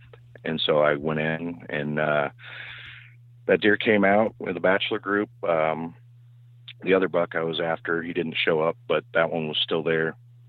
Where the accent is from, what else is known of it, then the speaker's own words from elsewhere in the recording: Illinois, United States; I'm from West Central Illinois.